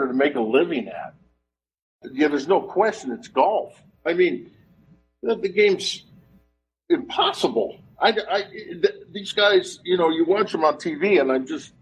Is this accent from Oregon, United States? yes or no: yes; Oregon, United States; I'm from Oregon